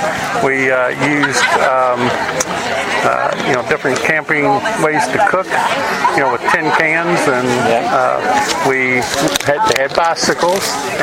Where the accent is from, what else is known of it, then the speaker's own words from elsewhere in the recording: Louisville, Kentucky, United States; In Louisville, uh-huh. in the Clifton neighborhood.